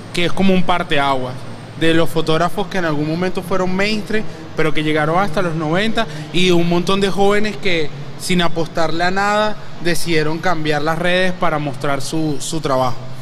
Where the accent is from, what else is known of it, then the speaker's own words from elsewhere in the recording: Venezuela; como venezolanos hay demasiado que contar de nosotros